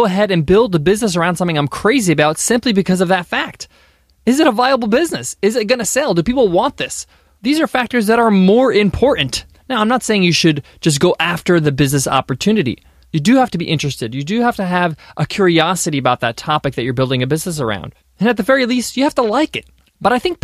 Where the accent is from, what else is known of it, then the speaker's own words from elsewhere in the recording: United States; My parents immigrated from Egypt to America, and I was born here in the States.